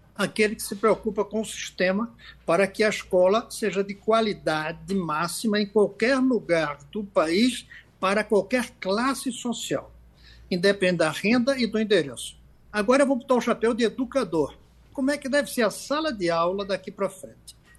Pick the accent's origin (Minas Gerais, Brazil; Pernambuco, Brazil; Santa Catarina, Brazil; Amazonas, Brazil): Pernambuco, Brazil; cidades como a nossa Axixá, em nosso Pernambuco